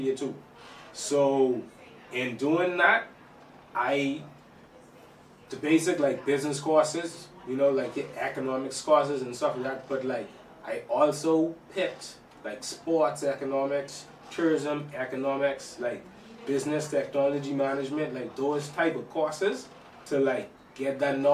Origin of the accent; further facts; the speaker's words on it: Nassau, New Providence, Bahamas; Grew up, born and raised in Nassau, you know, never lived, like, nowhere else until I gone off to school, but yeah, born and raised in Nassau